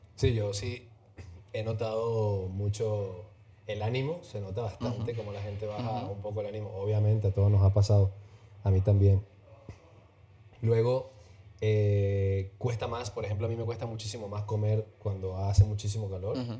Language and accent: Spanish; Venezuela; moved away; nosotros que venimos de Venezuela